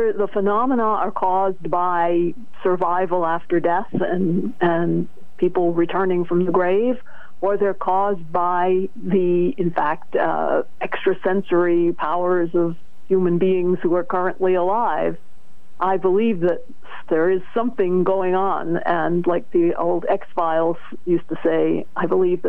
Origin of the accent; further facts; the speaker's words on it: Norwich, Connecticut, United States; Growing up in Norwich, I loved it.